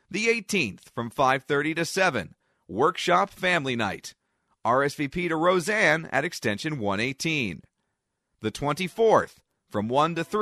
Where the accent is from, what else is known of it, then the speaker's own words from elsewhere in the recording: Hamburg, Pennsylvania, United States; I am a new intern here at the VRC. I am from Hamburg, Pennsylvania, born and raised here all my life.